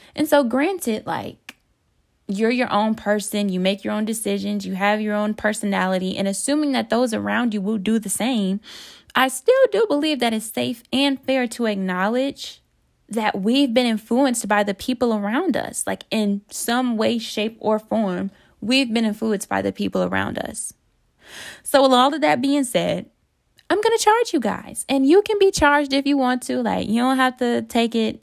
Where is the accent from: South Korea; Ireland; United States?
United States; Detroit, Michigan; moved away as an adult; also born or lived in North Carolina; I went to school in North Carolina, and I'm from Detroit.